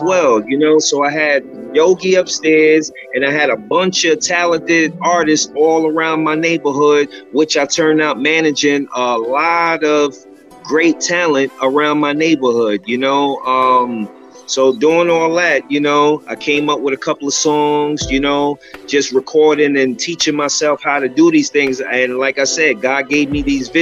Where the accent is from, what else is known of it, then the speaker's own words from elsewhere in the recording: New York City, New York, United States; growing up in Spanish Harlem